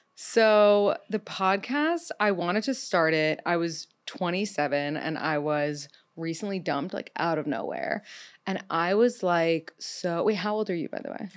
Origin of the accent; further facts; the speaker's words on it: New York City, New York, United States; I'm thirty-two. I'm from New York City